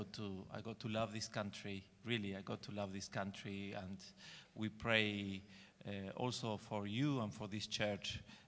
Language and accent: English; Entre Ríos, Argentina; English is a second language; now in England; I grew up in Argentina, in a place called Entre Rios. Well, I don't know if anyone knows about it.